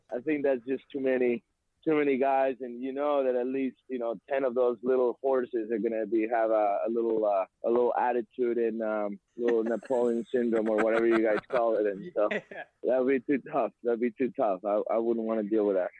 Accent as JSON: {"language": "English", "country": "Mexico", "moved": "yes", "lives_now": "United States", "said": "I'm from Mexico"}